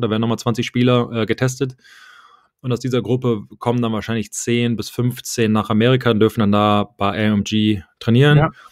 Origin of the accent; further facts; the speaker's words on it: Germany; moved away; ich habe mich nie gefühlt, irgendwie als Deutscher gefühlt